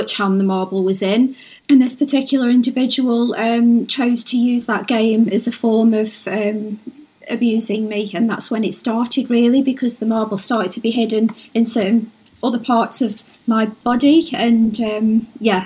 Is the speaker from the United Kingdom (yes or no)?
yes; Stoke-on-Trent, West Midlands, United Kingdom; I've been brought up all my life in Stoke-on-Trent, Staffordshire